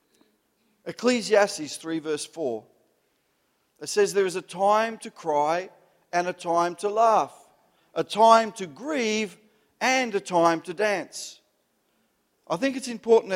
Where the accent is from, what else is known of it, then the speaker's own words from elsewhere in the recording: Melbourne, Victoria, Australia; I grew up in the Italian culture. I'm an Italian Melbourne Italian